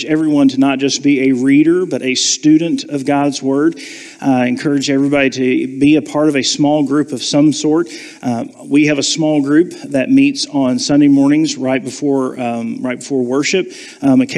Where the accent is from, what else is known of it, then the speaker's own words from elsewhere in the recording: Savannah, Georgia, United States; moved away; I was born and raised in Savannah